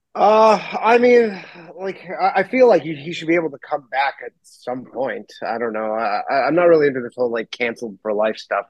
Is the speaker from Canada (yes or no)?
yes; Canada; I'm Canadian